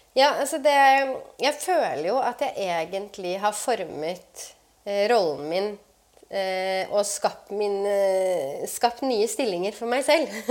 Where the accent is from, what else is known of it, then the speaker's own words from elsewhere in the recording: Oslo, Norway; jeg vokste opp på Romsås